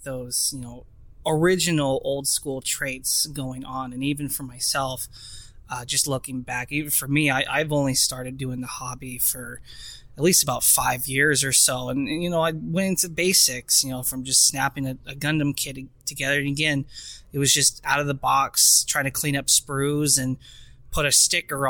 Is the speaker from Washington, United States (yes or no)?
yes; Washington, United States; I'm 27 years old, born and raised in Washington State.